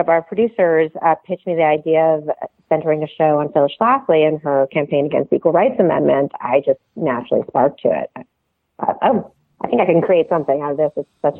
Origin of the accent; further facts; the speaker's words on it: Canada; now in United States; I grew up steeped in American politics, even though I grew up in Canada, because my dad's a political scientist and he taught American government at McGill.